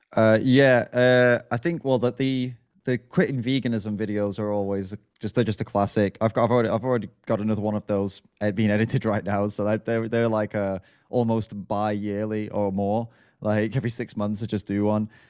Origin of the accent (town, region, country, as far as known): United Kingdom